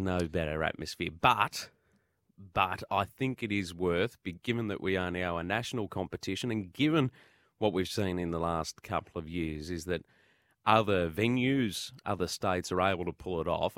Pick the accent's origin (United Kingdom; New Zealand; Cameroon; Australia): Australia; Victoria; I'm also from Victoria